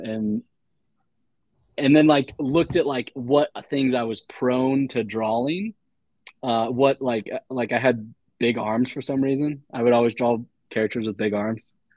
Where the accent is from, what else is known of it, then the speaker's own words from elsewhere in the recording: Dayton, Ohio, United States; I'm from Ohio